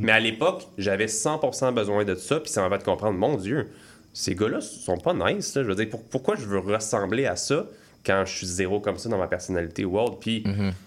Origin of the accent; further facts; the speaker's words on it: Saint-Hippolyte, Quebec, Canada; moi je viens de Saint-Hippolyte. Pour ceux qui connaissent, c'est vraiment dans les bois. Donc j'ai été élevé